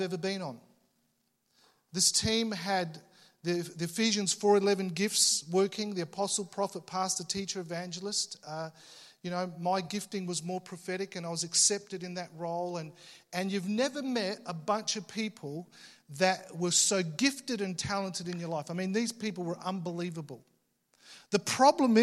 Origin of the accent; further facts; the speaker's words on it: Australia; I was born in Australia, but you know, I had Italian parents